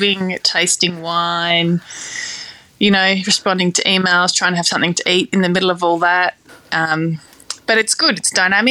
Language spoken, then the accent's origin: English; Riverina, New South Wales, Australia; I was born and raised in the Riverina region